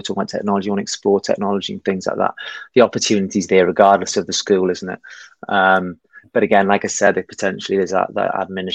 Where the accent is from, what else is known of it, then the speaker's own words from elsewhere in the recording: Wales, United Kingdom; moved away as an adult; also born or lived in Spain; now in Hong Kong; I'm originally from Wales.